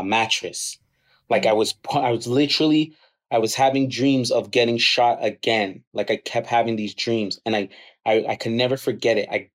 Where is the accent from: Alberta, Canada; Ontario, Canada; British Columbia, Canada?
Ontario, Canada; Toronto; I grew up in the Rexdale community, Kipling and Steeles. So it is rough in Rexdale